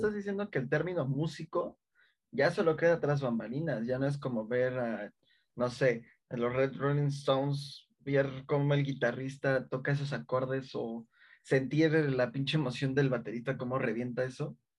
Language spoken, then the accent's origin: Spanish; Mexico City, Mexico; somos chilangos